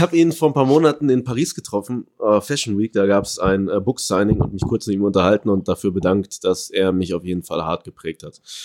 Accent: Paderborn, North Rhine-Westphalia, Germany; moved away; also born or lived in Ecuador; Paderborn, wo ich herkomme

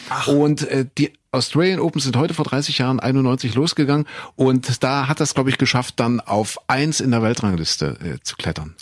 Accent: Köthen, Saxony-Anhalt, Germany; moved away; In Köthen in Sachsen-Anhalt, da bin ich geboren

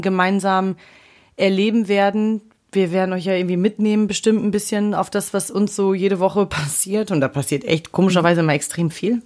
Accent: Dresden, Saxony, Germany; now in Berlin, Germany; Dresden ist auch eine große Stadt

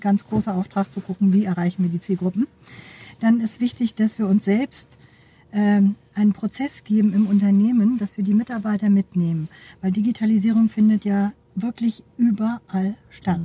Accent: Neumünster, Schleswig-Holstein, Germany; ich komme aus Neumünster, bin da geboren

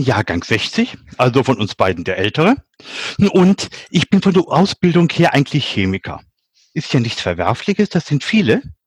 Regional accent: Lower Saxony, Germany; moved away; für mich als Nicht-Schwabe, ich bin Niedersachse

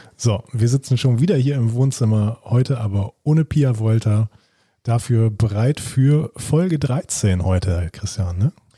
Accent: Germany; hier bei uns in Deutschland

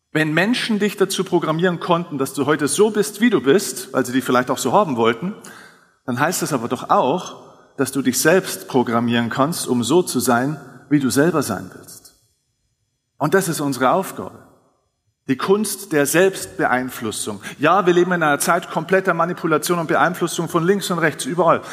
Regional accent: Lower Bavaria, Germany; ich komme jetzt aus Niederbayern

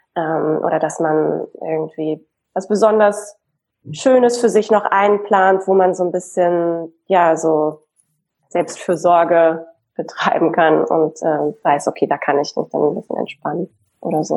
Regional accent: Hamburg, Germany; now in Berlin, Germany; Ich lebe in Berlin und ursprünglich bin ich eine Hamburgerin

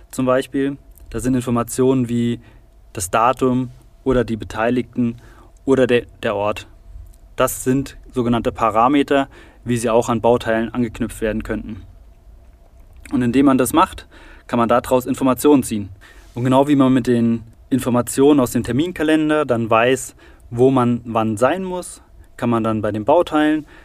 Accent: Saarbrücken, Saarland, Germany; born there; also born or lived in Biberach; ich bin 29, gebürtig in Saarbrücken und von dort hat mich meine Zimmererausbildung nach Biberach verschlagen.

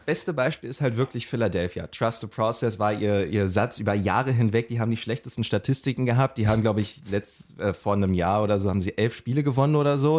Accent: Magdeburg, Saxony-Anhalt, Germany; da, wo ich herkomme aus Magdeburg

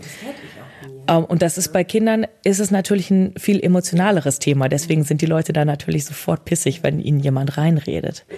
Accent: Bielefeld, North Rhine-Westphalia, Germany; schon hier. Ja, ich bin immer hier gewesen. Bin hier nicht rausgekommen

